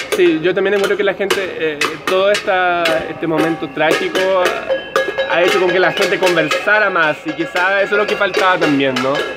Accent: Brazil; now in Chile; yo no soy chileno, soy de Brasil

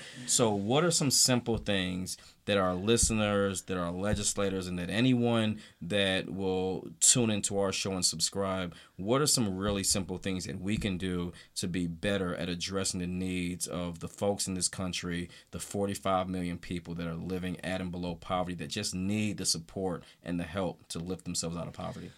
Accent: the South, United States; growing up in the South

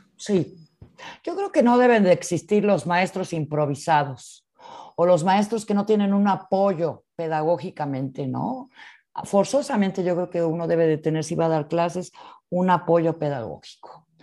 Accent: Mexico; nuestro español, el español que de México es un español natural, sin acento, neutro

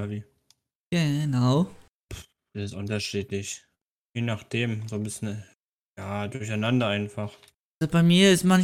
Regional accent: Switzerland; ob es {S1} Volk generell noch gibt bei uns in der Schweiz.

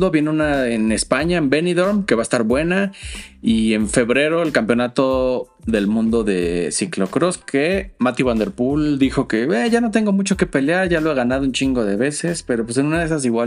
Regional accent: Urrao, Antioquia, Colombia; Mucho honor, soy hijo de Urrao.

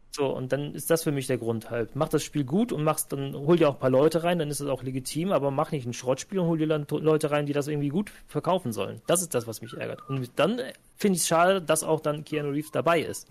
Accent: Cologne, North Rhine-Westphalia, Germany; als Kölner

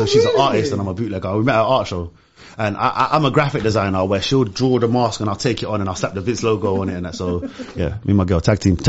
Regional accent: Larache, Tanger-Tetouan-Al Hoceima, Morocco; I'm from Arayesh. Arayesh, we call it LA. I'm from a little park called Jeanne Francis, which means French Gardens.

